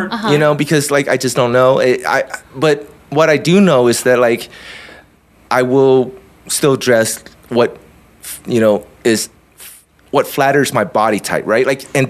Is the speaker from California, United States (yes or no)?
yes; Southern California, United States; I grew up in Southern California